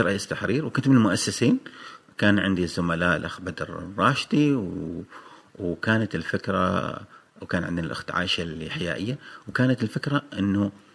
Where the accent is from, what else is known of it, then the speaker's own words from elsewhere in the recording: Oman; عندنا في عمان